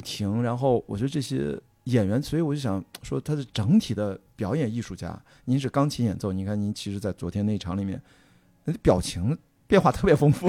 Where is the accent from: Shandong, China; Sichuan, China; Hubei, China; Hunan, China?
Shandong, China; Qingdao; 我在青岛长大，我去，去青岛音像中心就看有新进什么的磁带了